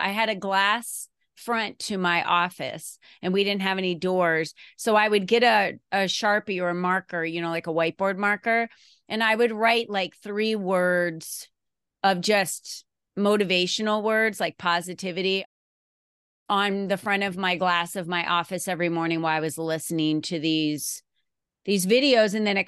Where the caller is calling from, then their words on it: Arizona, United States; And I'm coming from Arizona today. So the weather in Arizona is actually really nice and cool this morning.